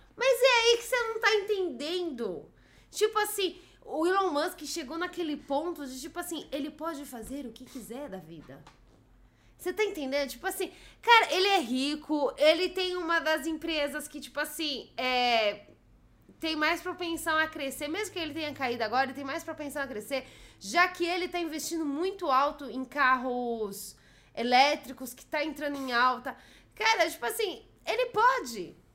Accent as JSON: {"language": "Portuguese", "region": "São Paulo", "country": "Brazil", "tie": "born or raised there", "said": "eu sou paulista, eu sempre vivi em São Paulo"}